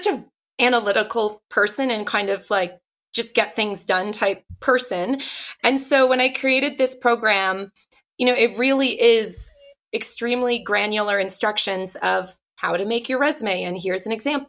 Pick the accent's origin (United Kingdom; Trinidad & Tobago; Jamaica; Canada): Canada; Ottawa, Ontario; I grew up in Ottawa, Canada